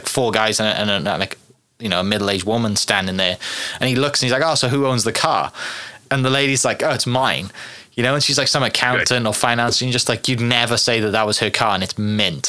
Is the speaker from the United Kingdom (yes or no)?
yes; Wales, United Kingdom; now in United States; we're from Wales. We grew up watching WRC